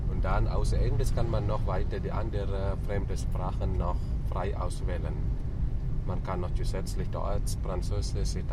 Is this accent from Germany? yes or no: no; Bali, Indonesia; German is a second language; Ja, bin ich ein Balinesen. Bin ich hier in Bali geboren und hier aufgewachsen.